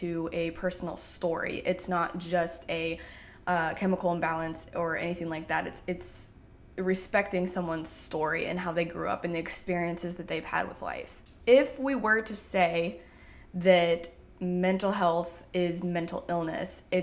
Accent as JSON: {"language": "English", "region": "Indiana", "country": "United States", "tie": "born or raised there", "said": "I grew up in Indiana"}